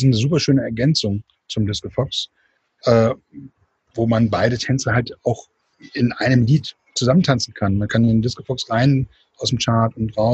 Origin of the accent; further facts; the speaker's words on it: Hannover, Lower Saxony, Germany; Äh, bin öfters super gerne in Hannover, in meiner alten Heimat